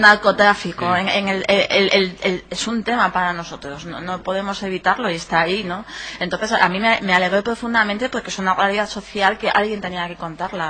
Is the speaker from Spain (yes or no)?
yes; Ferrol, Galicia, Spain; yo, mm, viví, crecí, estudié aquí en Ferrol